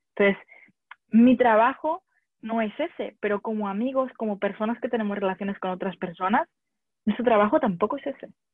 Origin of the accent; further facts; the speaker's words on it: Barcelona, Catalonia, Spain; moved away as an adult; also born or lived in France / London / United States; soy de, soy de Barcelona y he dado muchas vueltas por el mundo